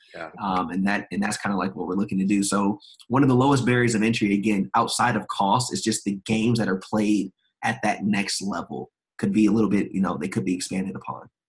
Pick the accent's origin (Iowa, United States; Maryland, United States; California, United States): Maryland, United States; also born or lived in South Carolina; I'm originally from South Carolina, but I grew up in Maryland